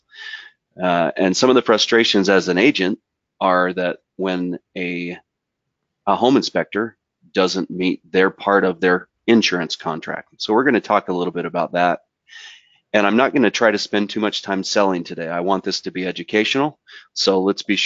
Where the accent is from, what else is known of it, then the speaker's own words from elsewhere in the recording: southern Utah, United States; I grew up in southern Utah in the Red Deserts, but I live in northern Utah now